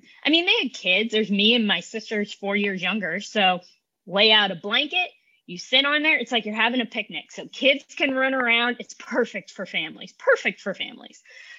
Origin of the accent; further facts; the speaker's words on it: Columbia, Missouri, United States; Columbia, Missouri. Go Tigers!